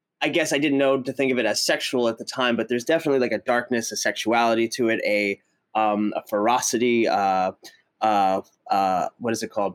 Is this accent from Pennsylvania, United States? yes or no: yes; just outside of Philadelphia, Pennsylvania, United States; I grew up just outside of Philadelphia